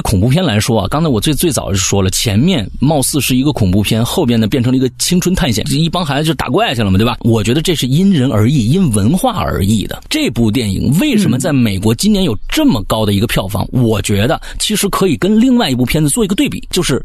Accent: China; 作为中国人

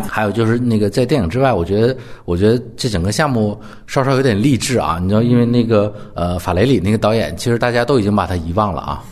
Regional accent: Northeast China, China; 我是东北人

